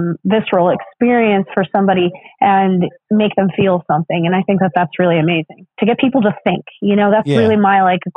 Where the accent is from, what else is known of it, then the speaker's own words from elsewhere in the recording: Putnam, Connecticut, United States; I am from Putnam, Connecticut